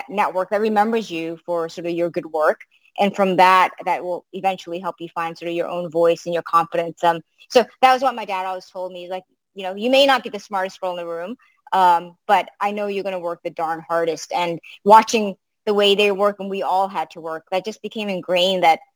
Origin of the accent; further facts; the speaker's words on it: Boston, Massachusetts, United States; English is a second language; also born or lived in Africa; we literally arrived into Boston with $99